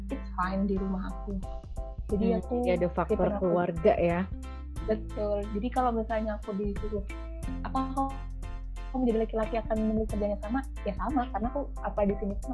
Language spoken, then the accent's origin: Indonesian; Jombang, East Java, Indonesia; mungkin akan bilang kamu kerja deket-deket aja lah misalnya contoh di Surabaya karena aku dari Jombang ya